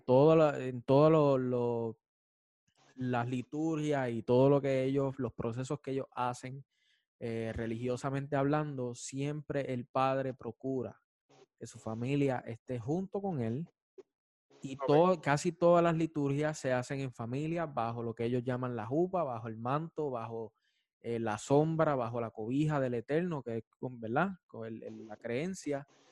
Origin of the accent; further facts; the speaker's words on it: Juana Díaz, Puerto Rico; soy de Juana Díaz